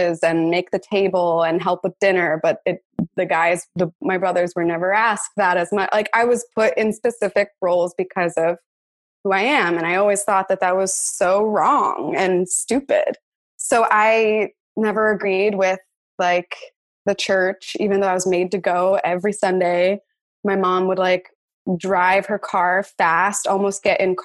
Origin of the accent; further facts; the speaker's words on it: Pennsylvania, United States; I grew up in Republican Pennsylvania